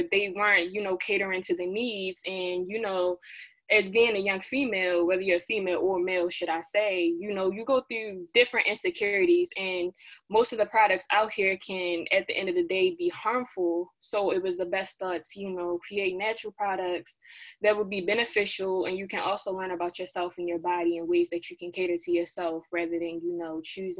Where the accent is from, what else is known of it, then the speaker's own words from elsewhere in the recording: Baltimore, Maryland, United States; I hail all the way from Baltimore, Maryland